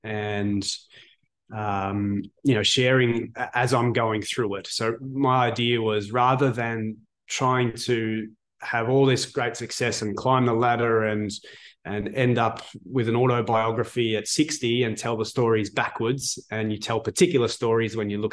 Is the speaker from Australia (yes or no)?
yes; Canberra, Australian Capital Territory, Australia; moved away; I was born in Canberra, which when I was born there was a rugby league stronghold